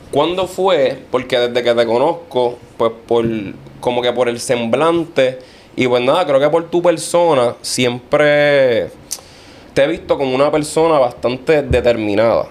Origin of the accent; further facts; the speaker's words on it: Vega Alta, Puerto Rico; es de mi pueblo, Vega Alta